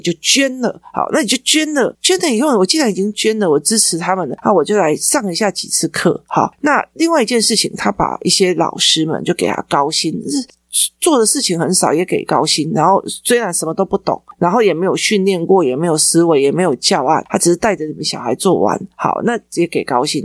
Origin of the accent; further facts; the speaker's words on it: Taichung, Taiwan; 我们台中人